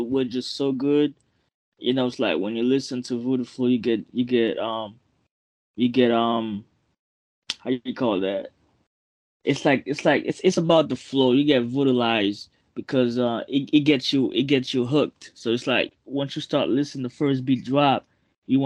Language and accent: English; Port-au-Prince, Ouest, Haiti; accent: Haitian; now in Boston, United States; I'm from Port-au-Prince